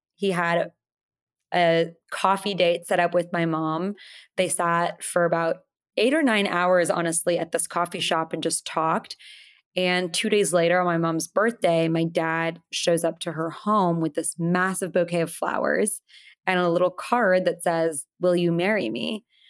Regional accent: Portland, Oregon, United States; I was born here in Portland, Oregon, but both my parents were born in India

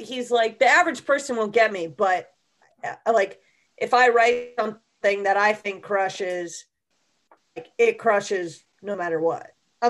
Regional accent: Connecticut, United States; also born or lived in Portland / Texas; I grew up in Connecticut, but half of my family's from Texas. And then, I was born in Portland. Then I moved to Connecticut.

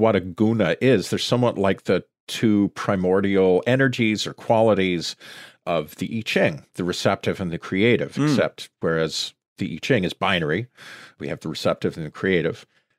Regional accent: Sudbury, Ontario, Canada; my hometown, Sudbury.

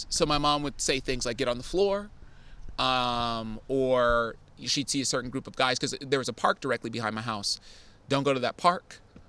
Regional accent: Oakland, California, United States; moved away as an adult; now in San Francisco, United States; I grew up in Deep East Oakland, so I mean, I represent that hard.

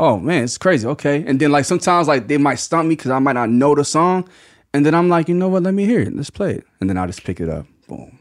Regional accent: Mays Landing, New Jersey, United States; also born or lived in Atlantic City, New Jersey; I'm from Maze Landing, New Jersey. It's, which is like twenty minutes from Atlantic City

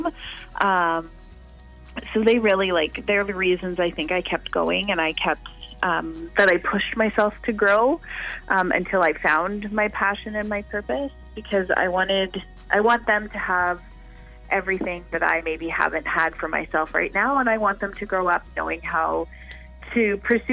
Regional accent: Canada

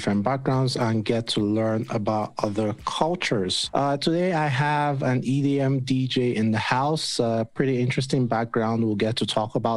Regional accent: Nigeria; moved away; Like I lived in Nigeria at the time. I was growing up in Nigeria

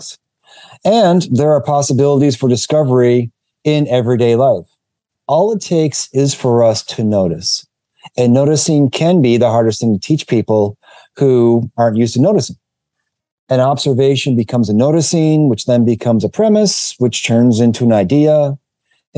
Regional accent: Michigan, United States; now in Massachusetts, United States; I'm from Michigan.

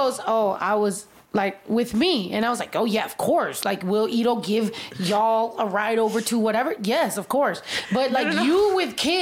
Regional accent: United States; now I'm just like speaking as an American

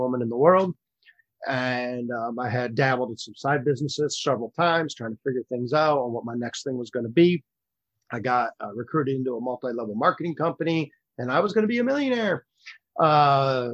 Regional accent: Michigan, United States; moved away as an adult; also born or lived in South Florida; I grew up in the state of Michigan

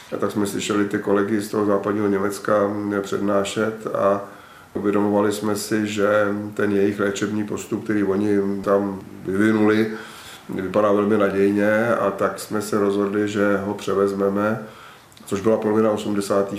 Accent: České Budějovice, South Bohemian Region, Czechia; Já jsem prožil své dětství v Havličkové kolonii, což je prostě to nejlepší, co se člověku v Budějovicích, myslím, může stát

